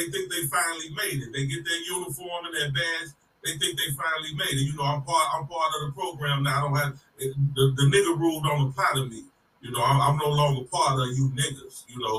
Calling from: Chicago, Illinois, United States; Chicago, Illinois.

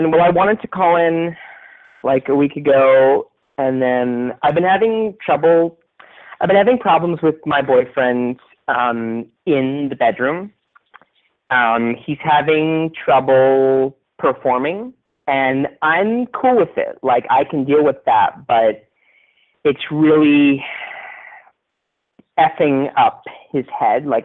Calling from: New York, United States; I'm 25. I'm calling from New York.

